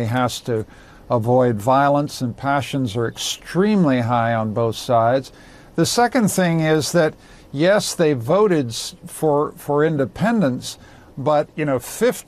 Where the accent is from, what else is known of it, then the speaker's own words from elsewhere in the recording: Canada; I speak here as a Canadian